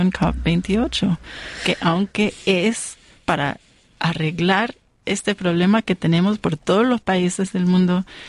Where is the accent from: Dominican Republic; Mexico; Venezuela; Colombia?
Colombia; now in United States; es igual en mi país también, en Colombia